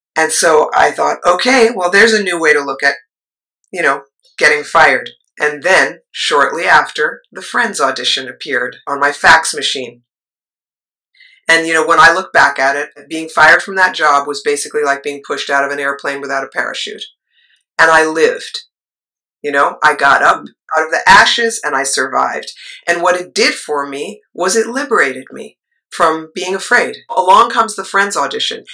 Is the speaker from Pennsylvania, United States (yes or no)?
no; New York City, New York, United States; that little eight year old growing up in New York City